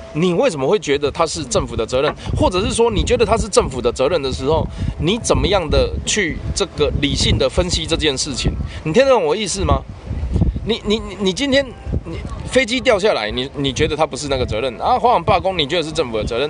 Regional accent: Kaohsiung, Taiwan; 我们高雄人

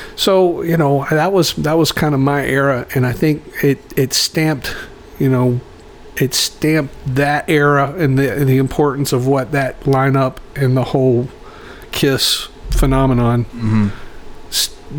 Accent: Roanoke, Virginia, United States; moved away; I'm originally from Roanoke, Virginia

